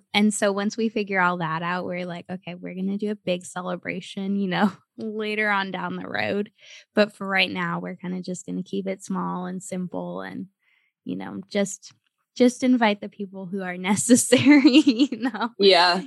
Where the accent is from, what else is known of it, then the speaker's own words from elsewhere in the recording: United States; moved away; also born or lived in Cleveland / San Antonio; I grew up in Cleveland and San Antonio